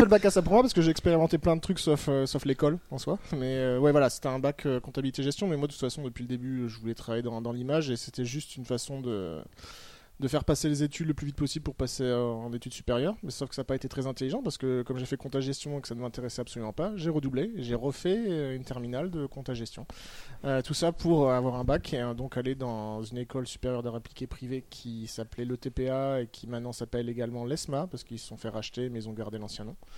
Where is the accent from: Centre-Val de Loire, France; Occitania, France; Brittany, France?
Occitania, France; Toulouse; je suis né à Toulouse